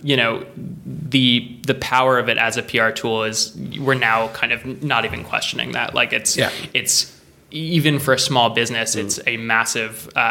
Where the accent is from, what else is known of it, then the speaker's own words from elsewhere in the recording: United States; moved away; also born or lived in Liverpool; as an American